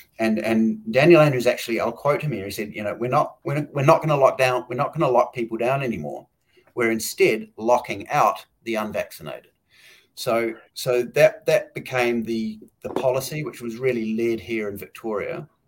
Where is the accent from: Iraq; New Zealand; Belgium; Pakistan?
New Zealand; Jacinda Ardern from my home country, New Zealand.